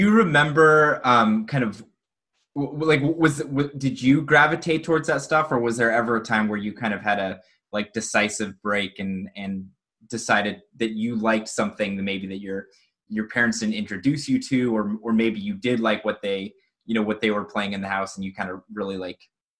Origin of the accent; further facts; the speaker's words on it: Denver, Colorado, United States; I'm from Denver originally, so I've been to Durango.